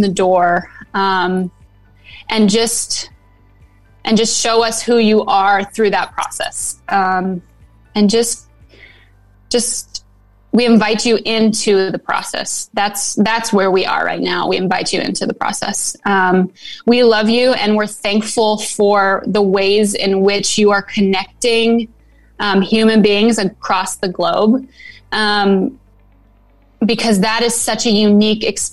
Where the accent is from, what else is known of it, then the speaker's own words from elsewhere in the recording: California, United States; now in Nashville, United States; I'm born and raised in California.